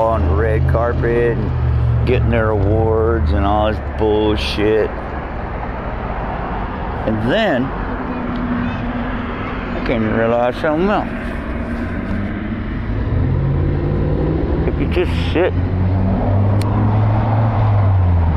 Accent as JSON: {"language": "English", "town": "Annapolis", "region": "Maryland", "country": "United States", "tie": "born or raised there", "said": "Annapolis, Maryland, my hometown where I grew up."}